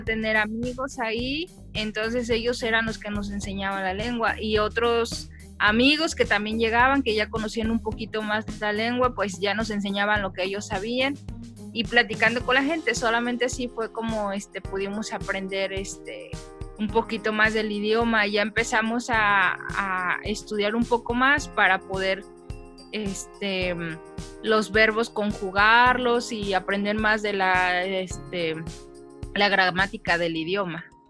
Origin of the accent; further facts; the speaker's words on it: Mexico City, Mexico; moved away as an adult; now in El Salvador; yo soy de la Ciudad de México, pero tiene poquito que me casé y me vine a vivir acá a Centroamérica, en El Salvador